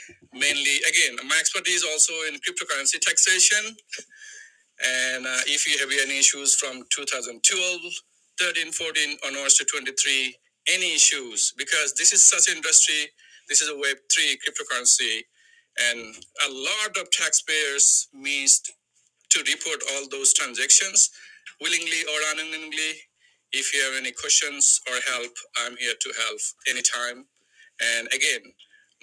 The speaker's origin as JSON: {"language": "English", "country": "Bangladesh", "moved": "yes", "lives_now": "United States", "said": "I'm from Bangladesh"}